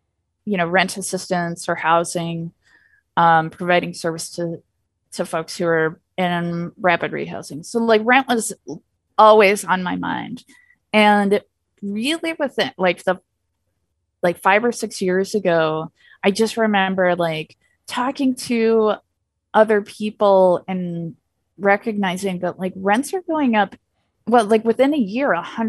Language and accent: English; Illinois, United States; I mean, like I said, I'm from Illinois.